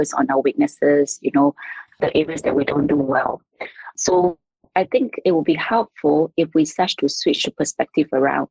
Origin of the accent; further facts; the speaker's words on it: Singapore; now in Shanghai, China; I'm a Singaporean currently residing in Shanghai, China.